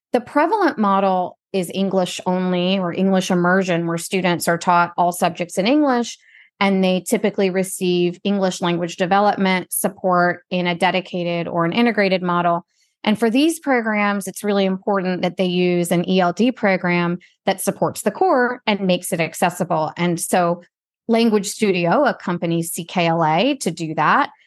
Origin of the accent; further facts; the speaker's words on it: United States; first language Gujarati; English is a second language; also born or lived in Spain / Nicaragua / Mexico; I'm, I'm Indian American. My parents moved to the U S a couple years before I was born.